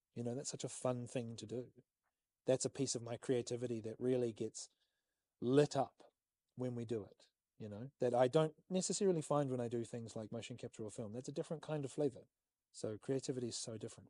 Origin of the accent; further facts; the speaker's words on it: New Zealand; as a New Zealander